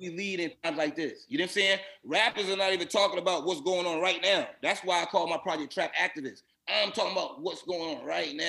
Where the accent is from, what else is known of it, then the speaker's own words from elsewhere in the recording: Boston, Massachusetts, United States; I'm from Roxbury, from Blue Hill.